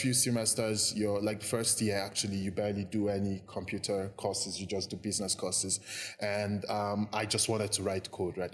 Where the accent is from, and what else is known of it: Jos, Plateau, Nigeria; born or raised there; also born or lived in Lagos, Nigeria / Anambra State, Nigeria